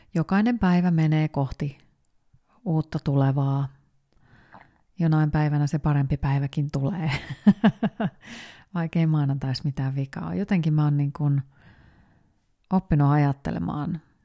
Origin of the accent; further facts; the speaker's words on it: Finland; moved away as an adult; also born or lived in Spain; mä mu- muutin takaisin Suomeen